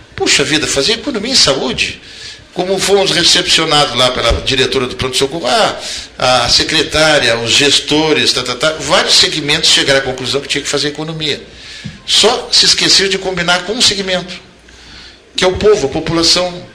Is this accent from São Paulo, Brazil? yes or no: no; Porto Alegre, Rio Grande do Sul, Brazil; also born or lived in Pelotas; Eu sou nascido em Porto Alegre, eh, mas tenho uma adoção à cidade de Pelotas, por aqui eu passei os melhores